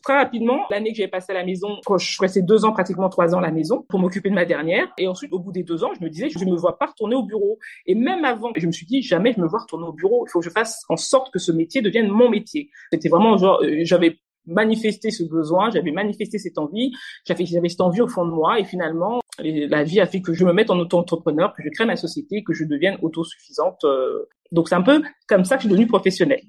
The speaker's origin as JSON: {"language": "French", "region": "Normandy", "country": "France", "tie": "born or raised there", "also_born_or_lived": "Kinshasa, DR Congo / Paris, France", "moved": "as an adult", "said": "Venue en France très petite. Euh, j'ai fait toute ma scolarité en France, euh, en Normandie exactement"}